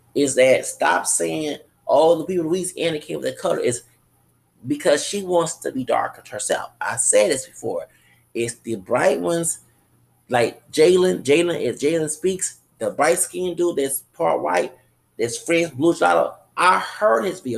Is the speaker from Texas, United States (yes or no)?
yes; Texas, United States; I ain't from Louisiana, I'm from Texas, but my people from Louisiana